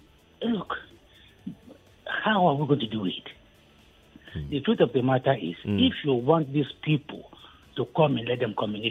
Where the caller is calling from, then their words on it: Okokomaiko, Lagos, Nigeria; So I'm calling from Okukomaiko.